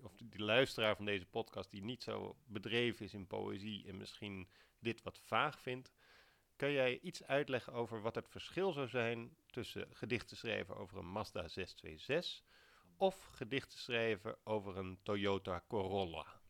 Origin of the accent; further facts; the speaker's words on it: Alphen aan den Rijn, South Holland, Netherlands; ik ben opgegroeid in Al van den Rijn